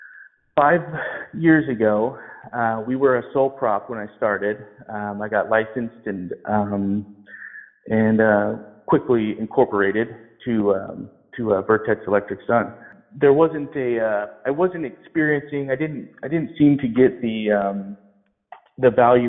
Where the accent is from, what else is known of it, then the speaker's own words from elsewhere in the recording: Colfax, California, United States; also born or lived in Lincoln, California; I'm from this area. I grew up in Colfax, California. I lived in Lincoln, California until I was about 12, and then I finished out high school in Colfax.